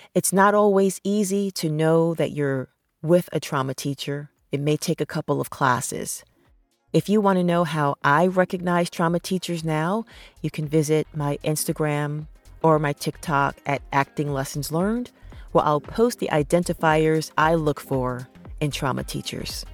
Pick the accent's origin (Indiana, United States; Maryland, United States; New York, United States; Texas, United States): New York, United States; New York City; growing up in New York City